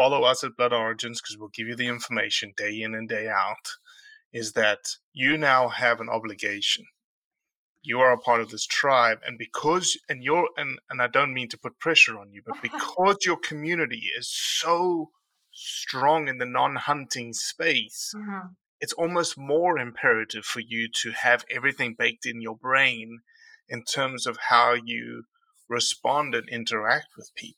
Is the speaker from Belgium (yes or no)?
no; South Africa; now in United States; I'm from South Africa